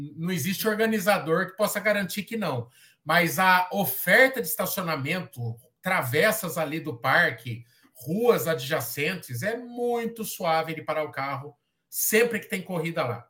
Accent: Sorocaba, São Paulo, Brazil; A gente fala como sorocabano

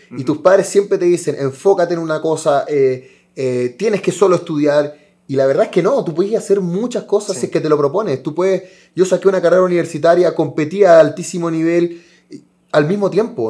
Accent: Chile; somos país sudamericano

